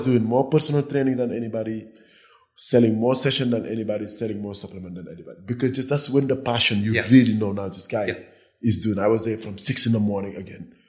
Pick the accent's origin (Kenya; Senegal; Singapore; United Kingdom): Senegal; moved away as an adult; also born or lived in Nebraska, United States / New Jersey, United States; now in Cabo San Lucas, Mexico; I grew up in West Africa, Senegal. I moved to the US when I was 18.